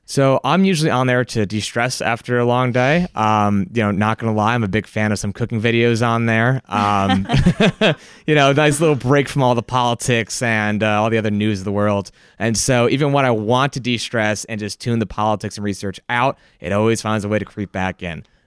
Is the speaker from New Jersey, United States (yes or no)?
yes; Barnegat Township, New Jersey, United States; from Barnegat Township, New Jersey.